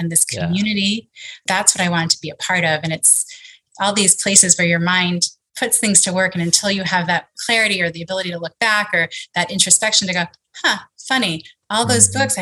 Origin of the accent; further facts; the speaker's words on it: New York, United States; I grew up in New York, just outside of Manhattan, about a half hour northwest